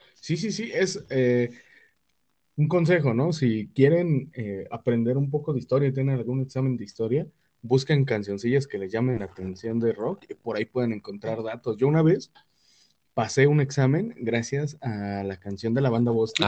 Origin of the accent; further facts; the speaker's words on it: Mexico; como mexicano